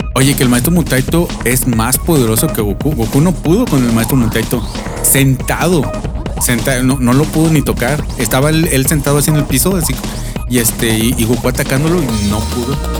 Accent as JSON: {"language": "Spanish", "country": "Mexico", "said": "Sí, pues que somos mexicanos"}